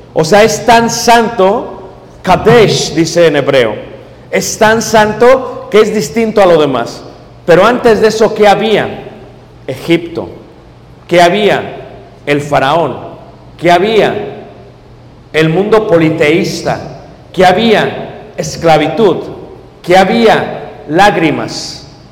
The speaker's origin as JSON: {"language": "Spanish", "region": "Mexico City", "country": "Mexico", "said": "yo vengo de México"}